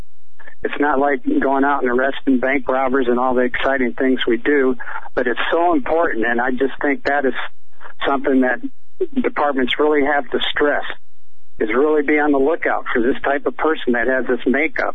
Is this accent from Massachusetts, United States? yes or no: no; Michigan, United States; moved away as an adult; also born or lived in Los Angeles; I'm from Michigan